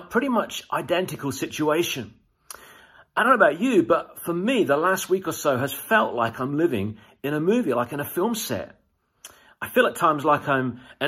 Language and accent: English; United Kingdom